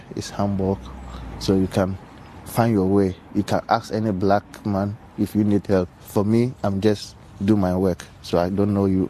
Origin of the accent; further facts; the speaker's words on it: Ghana; moved away as an adult; now in Germany; I'm 33 years now. I was born in Ghana. Now I'm in Germany since 2003.